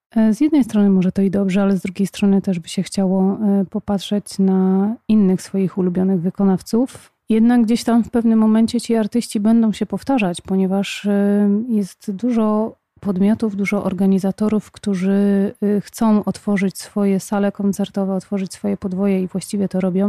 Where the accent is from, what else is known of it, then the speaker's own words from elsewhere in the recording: Poznań, Greater Poland, Poland; u nas w Poznaniu